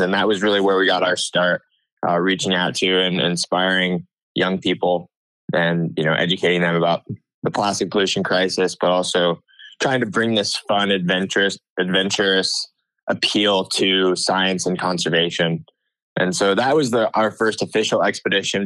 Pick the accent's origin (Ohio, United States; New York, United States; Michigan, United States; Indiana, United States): New York, United States; Ithaca; moved away as an adult; now in Santa Cruz, United States; I'm originally from Ithaca, New York, which is in the Finger Lakes region of upstate New York